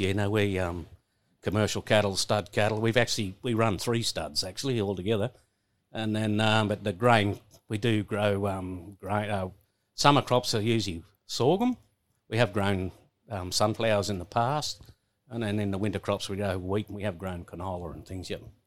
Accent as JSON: {"language": "English", "town": "Coolah", "region": "New South Wales", "country": "Australia", "tie": "born or raised there", "said": "that's where I really grew up there"}